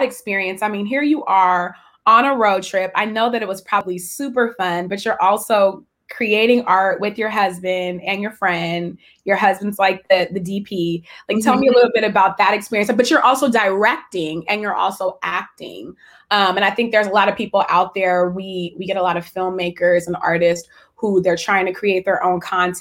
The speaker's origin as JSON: {"language": "English", "area": "San Francisco Bay Area", "region": "California", "country": "United States", "tie": "born or raised there", "said": "I grew up in the San Francisco Bay Area"}